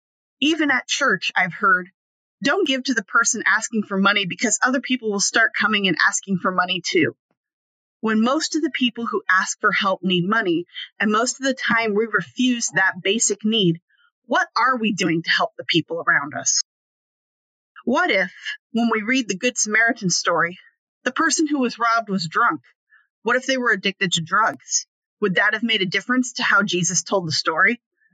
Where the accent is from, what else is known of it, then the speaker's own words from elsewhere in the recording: Alaska, United States; I grew up in Alaska, the largest state with one of the smallest populations.